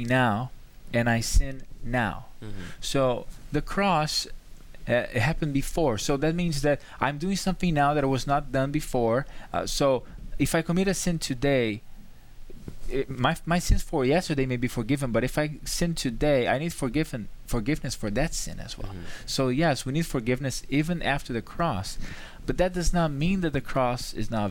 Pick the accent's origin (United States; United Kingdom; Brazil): Brazil; moved away; I'm from Brazil